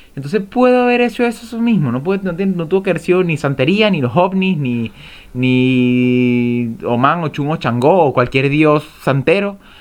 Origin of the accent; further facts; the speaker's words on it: Venezuela; moved away as an adult; now in Chile; yo soy venezolano, yo soy veneco